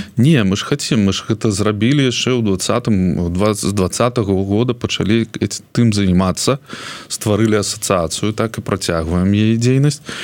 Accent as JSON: {"language": "Belarusian", "country": "Belarus", "moved": "yes", "said": "я адчуваю сабе беларуса маі там карані там там моя сям'я там моя радзіма"}